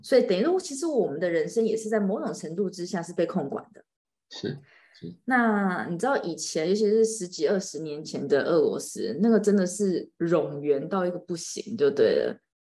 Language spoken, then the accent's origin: Chinese; Taiwan; 然后你知道我们台湾人就是很客气